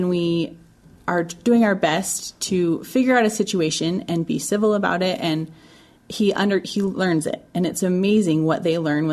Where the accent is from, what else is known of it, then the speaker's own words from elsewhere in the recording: Utah, United States; I'm from Utah